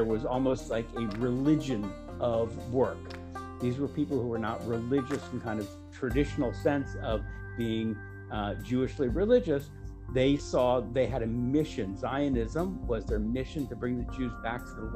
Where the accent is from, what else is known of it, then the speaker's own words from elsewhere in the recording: Washington, District of Columbia, United States; moved away as an adult; now in Jerusalem, Israel; my brother and I were born and raised in Washington, D.C.